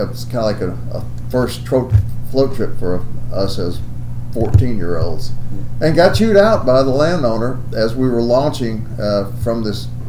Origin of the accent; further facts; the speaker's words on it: Northeast Louisiana, United States; moved away as an adult; now in Arkansas, United States; I'm from Northeast Louisiana